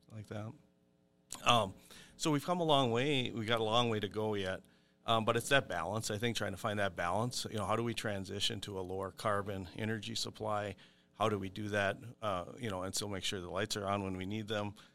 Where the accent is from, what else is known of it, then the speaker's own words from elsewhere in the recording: Brookston, Minnesota, United States; I grew up on McCamus Road, which is just west of Brookston.